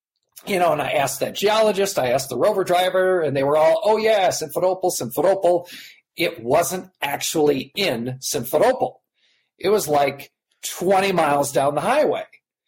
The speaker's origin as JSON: {"language": "English", "country": "United States", "said": "I'm an American."}